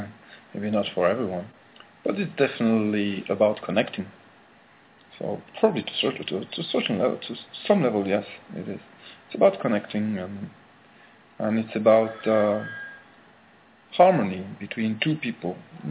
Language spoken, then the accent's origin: English; Brittany, France; In France, in Brittany.